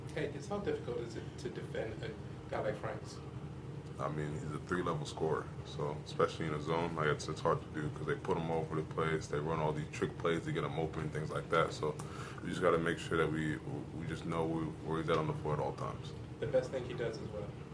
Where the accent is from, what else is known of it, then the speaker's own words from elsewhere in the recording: Atlanta, Georgia, United States; also born or lived in New Jersey; I'm from Atlanta, but I was born in New Jersey